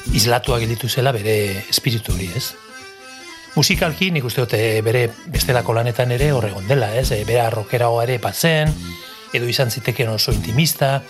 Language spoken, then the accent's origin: Basque; Irun, Basque Country, Spain; Basque is a second language; lapitze auzoan hemen irunen, gu irunen jaio gara, eta lapitze auzoan auzoan ordu pila bat ematen genituen